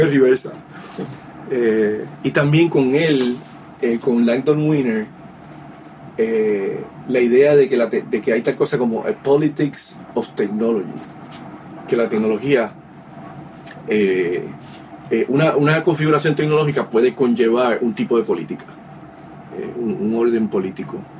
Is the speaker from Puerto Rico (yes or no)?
yes; San Juan, Puerto Rico; moved away as an adult; also born or lived in Bayamón, Puerto Rico / New York City, United States; nací en Vallagüe, Puerto Rico. Me crié en Río Piedra, Puerto Rico